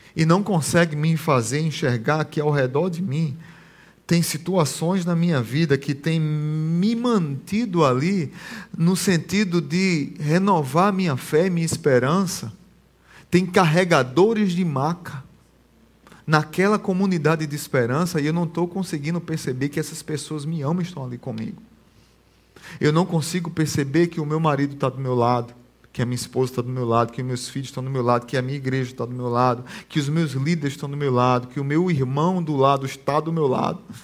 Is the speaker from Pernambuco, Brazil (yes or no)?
yes; Barbacena, Pernambuco, Brazil; Quando eu era pequeno, lá em Barbacena, lá em Pernambuco